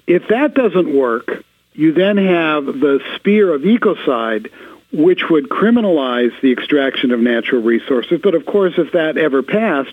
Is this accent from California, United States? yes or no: yes; Los Angeles, California, United States; I'm from Los Angeles